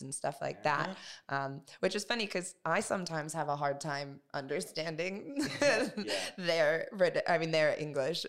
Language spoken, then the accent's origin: English; United States; I'm American